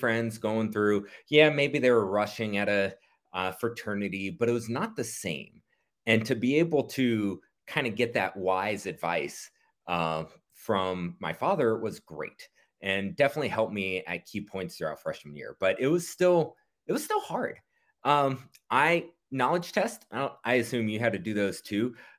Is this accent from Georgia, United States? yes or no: yes; Marietta, Georgia, United States; And we moved to Marietta, Georgia, suburb of Atlanta